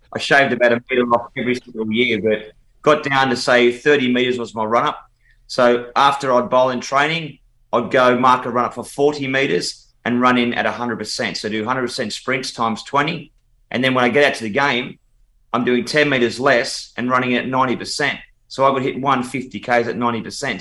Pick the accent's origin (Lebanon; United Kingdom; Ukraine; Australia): Australia; I'm very patriotic. I'm very proud of of Australia